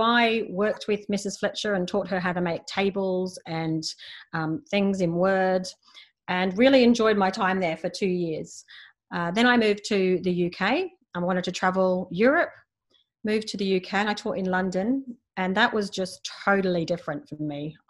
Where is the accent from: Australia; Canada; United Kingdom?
Australia; moved away as an adult; now in Manila, Philippines; I'm Australian. I grew up in Australia.